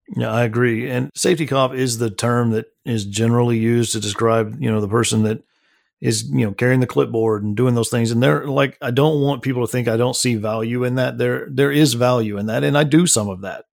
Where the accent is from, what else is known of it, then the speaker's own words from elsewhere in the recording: Midland, Texas, United States; that was all out in Midland, Texas. That's where I was born and raised